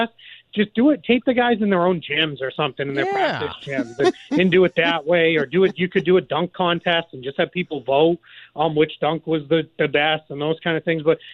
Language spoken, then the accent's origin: English; Boston, Massachusetts, United States; accent: Boston; my Boston accent